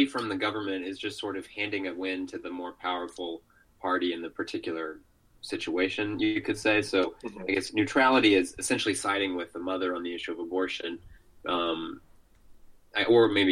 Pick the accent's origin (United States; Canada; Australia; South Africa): United States; growing up in America